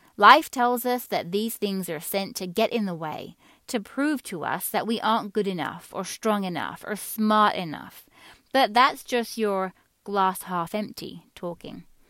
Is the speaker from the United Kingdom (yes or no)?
yes; England, United Kingdom; moved away; Many of you listening to this will hear a faint accent in my voice. Some would say not so faint. That's because I grew up in England.